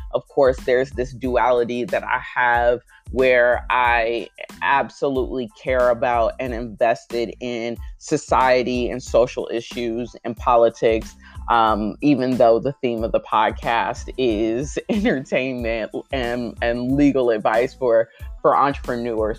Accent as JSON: {"language": "English", "country": "United States", "tie": "born or raised there", "said": "I'm always grateful to be an American, to grow up in this country"}